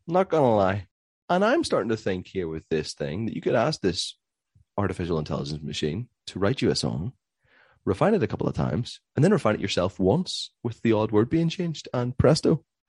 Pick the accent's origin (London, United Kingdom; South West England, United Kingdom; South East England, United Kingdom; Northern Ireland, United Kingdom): Northern Ireland, United Kingdom; Belfast; we're from Belfast, Northern Ireland